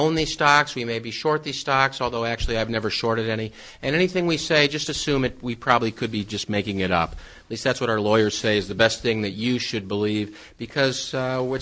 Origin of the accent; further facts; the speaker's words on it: Midwest, United States; I'm from there, the Midwest